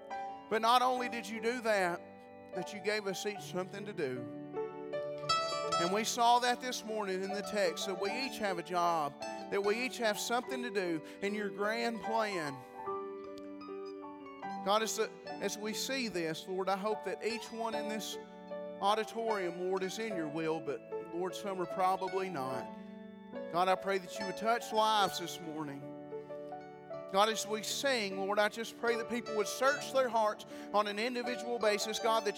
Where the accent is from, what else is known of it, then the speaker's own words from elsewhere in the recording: Sparta, United States; I'm just a hillbilly. I really am. I'm just from Sparta. Y'all know hillbillies.